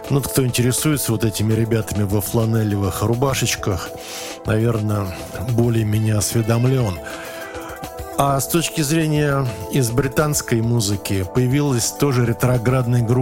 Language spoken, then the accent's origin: Russian; Moscow, Russia; Здесь у нас был и болгарин, и, значит … и, и я, значит, москвич, и британец, и канадец